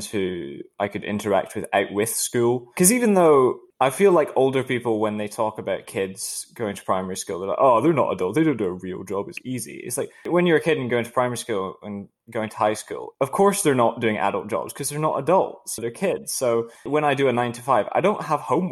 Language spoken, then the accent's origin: English; outside of Glasgow, Scotland, United Kingdom; I grew up in Scotland outside of Glasgow, but it was a very countryside affair